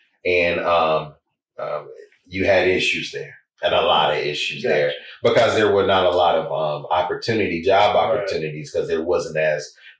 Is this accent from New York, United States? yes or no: no; Gulfport, Mississippi, United States; But she went to the country to have me in Lower Mississippi. But originally, from Gulfport, Mississippi is where we pretty much grew up.